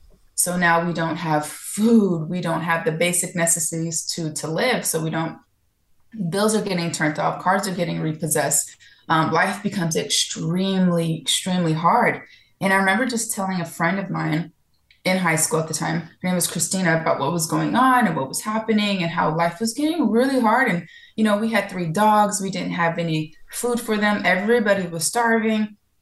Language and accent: English; California, United States; also born or lived in Florida / Georgia; now in Miami, United States; No, I'm originally from California. I lived all over the place because of the military. And before, I lived in Florida. I lived in Georgia for about almost 12 years.